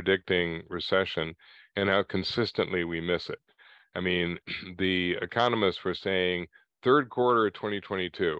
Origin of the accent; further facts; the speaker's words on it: United States; We are very different from Europe and Japan.